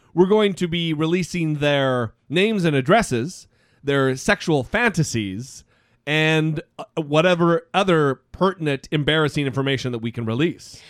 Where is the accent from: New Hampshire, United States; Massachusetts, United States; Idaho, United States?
Idaho, United States; my home state of Idaho